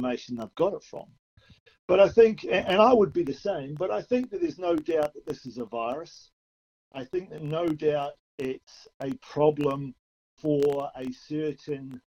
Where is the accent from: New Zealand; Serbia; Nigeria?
New Zealand; now in Australia; I'm from New Zealand originally